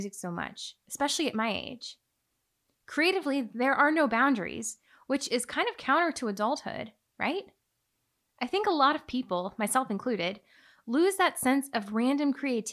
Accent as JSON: {"language": "English", "region": "Illinois", "country": "United States", "tie": "born or raised there", "said": "it was just the two of us growing up in Illinois"}